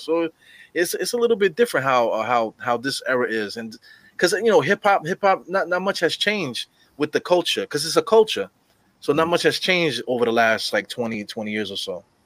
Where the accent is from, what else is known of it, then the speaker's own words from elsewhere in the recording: New York City, New York, United States; I'm from Brooklyn, East New York